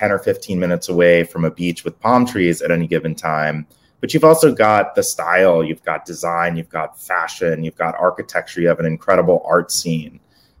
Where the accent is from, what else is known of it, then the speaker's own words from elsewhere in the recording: East Coast, United States; also born or lived in San Francisco; now in Miami, United States; I grew up on the East Coast.